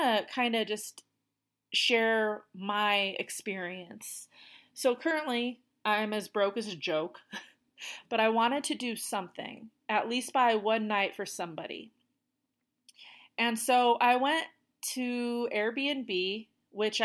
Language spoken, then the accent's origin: English; United States; I'm from the United States